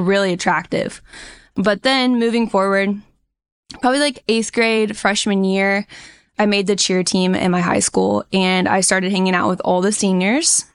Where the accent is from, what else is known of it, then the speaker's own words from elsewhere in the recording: Indiana, United States; moved away as an adult; now in San Diego County, California, United States; I grew up in Indiana. Super strong Midwest roots